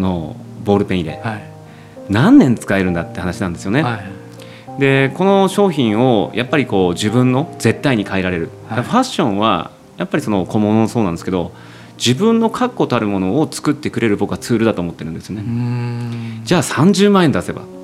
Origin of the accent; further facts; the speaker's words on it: Tsuchiura, Ibaraki, Japan; 僕が出身の土浦